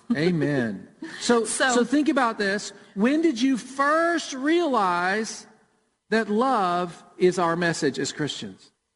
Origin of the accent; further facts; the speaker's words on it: Murfreesboro, Tennessee, United States; Jennifer and I grew up in Murfreesboro, and we went to World Outreach Church.